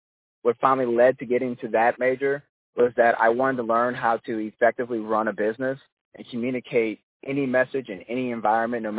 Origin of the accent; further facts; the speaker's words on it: St. Louis, Missouri, United States; where I'm from St. Louis, Missouri.